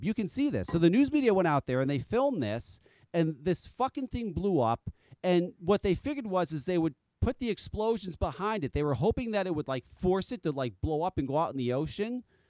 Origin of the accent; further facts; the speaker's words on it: East Coast, United States; I'm from the East Coast